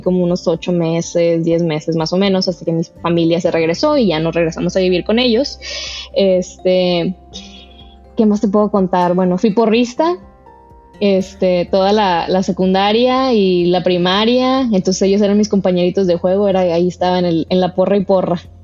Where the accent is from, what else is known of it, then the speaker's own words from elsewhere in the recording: Monterrey, Nuevo León, Mexico; also born or lived in Toluca / Mexico City; crecí en Monterrey, o León, en México, pero a los seis años cambiaron de trabajo a mi papá